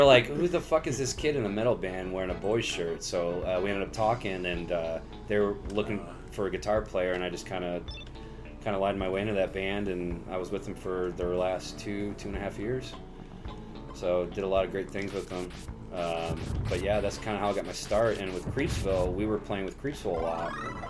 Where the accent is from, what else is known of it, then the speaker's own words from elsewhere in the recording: Indiana, United States; moved away; Yeah, so I moved out here in 2006 from Chicagoland area, Northwest Indiana, and when I moved out here, I joined like a metal band for a while with my buddies.